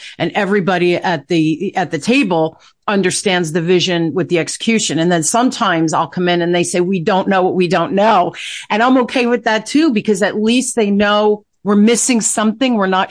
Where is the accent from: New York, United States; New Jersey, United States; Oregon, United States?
New Jersey, United States; Newark; I grew up in Newark, Chet, during the riot.